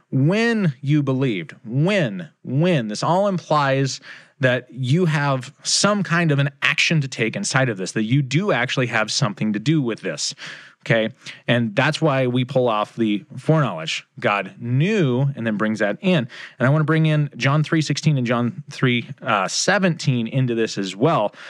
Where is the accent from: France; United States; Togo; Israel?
United States; here in America, I am a kingdom believer, right? I am a Christian before I am an American